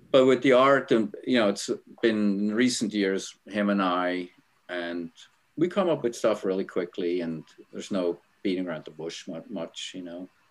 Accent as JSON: {"language": "English", "country": "Switzerland", "tie": "born or raised there", "moved": "yes", "said": "I'm originally from Switzerland, grew up in a small town."}